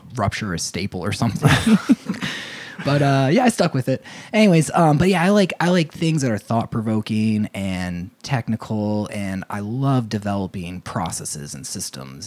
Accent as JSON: {"language": "English", "town": "Ocean Township", "region": "New Jersey", "country": "United States", "tie": "born or raised there", "moved": "as an adult", "lives_now": "Asheville, United States", "said": "I grew up in New Jersey"}